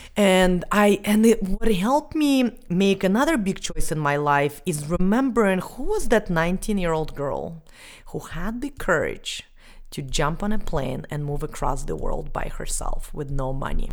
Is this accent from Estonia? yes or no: yes; Estonia; moved away as an adult; I was eleven years old and I grew up in Estonia.